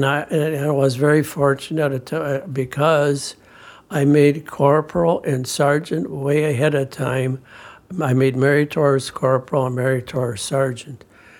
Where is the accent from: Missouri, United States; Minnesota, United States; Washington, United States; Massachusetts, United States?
Minnesota, United States; Gilman; I was born in October 17, 1933, on a real small farm near Gilman, Minnesota. There's a church and a few gas stations. But we on the farm, we didn't have no electricity, an outdoor bathroom